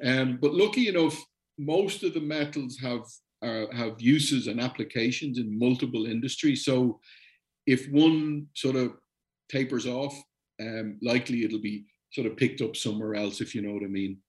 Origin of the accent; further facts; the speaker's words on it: Ireland; I'm Irish